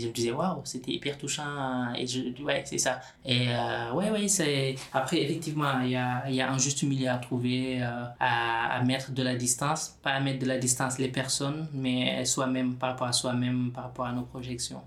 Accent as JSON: {"language": "French", "country": "Senegal", "tie": "born or raised there", "moved": "yes", "lives_now": "France", "said": "depuis tout petit, moi, je viens du Sénégal, la culture ainsi que la religion musulmane, la, la, solidarité, elle est très, très présente"}